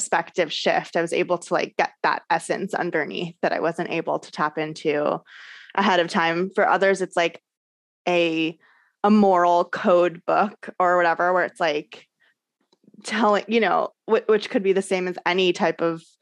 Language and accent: English; Orange County, California, United States; I grew up in Orange County, California, which is like very Christian